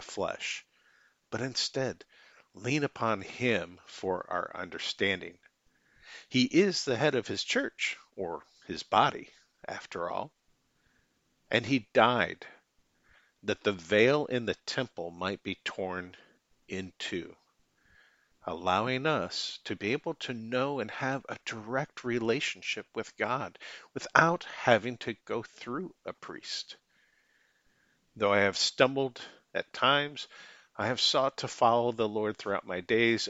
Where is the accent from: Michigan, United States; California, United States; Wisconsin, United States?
Michigan, United States; now in Independence, United States; I'm originally from Michigan, currently reside in Independence, Missouri